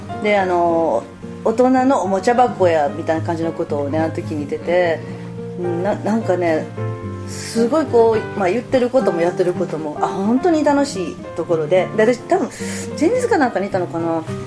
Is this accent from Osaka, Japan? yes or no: yes; Osaka, Japan; 大阪から来ました